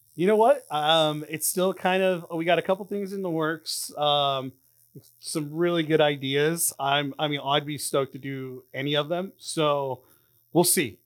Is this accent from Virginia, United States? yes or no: no; Anaheim, California, United States; I, um, grew up in Anaheim